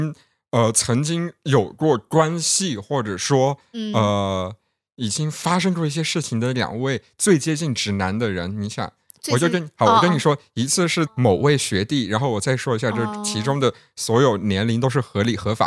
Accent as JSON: {"language": "Chinese", "region": "Yunnan", "country": "China", "said": "我们云南那边"}